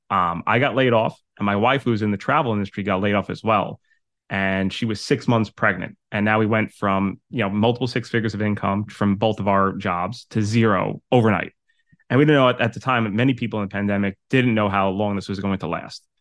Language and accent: English; New York City, New York, United States; moved away; also born or lived in Westchester, New York / Connecticut; I'm originally from Staten Island, New York. I moved to Westchester and then my, set up my business in Connecticut.